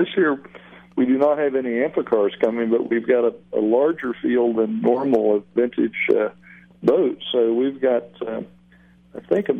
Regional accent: Sebring, Florida, United States; growing up in Sebring, particularly in the 60s

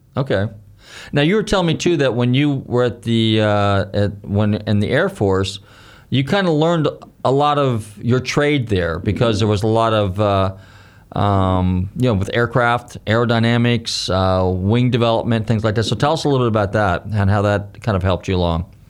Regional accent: Northern California, United States; I grew up in Northern California, and we were in a small town

